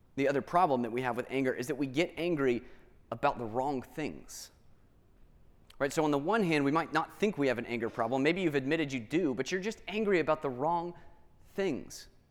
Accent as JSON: {"language": "English", "town": "Atlanta", "region": "Georgia", "country": "United States", "tie": "born or raised there", "said": "I grew up in Atlanta"}